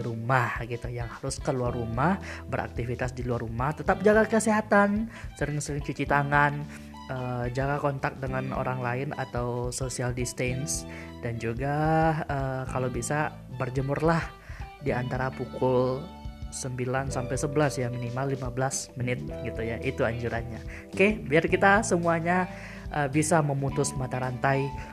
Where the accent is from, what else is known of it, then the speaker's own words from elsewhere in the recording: Batusangkar, West Sumatra, Indonesia; kota gue ya, kota Batu Sangkar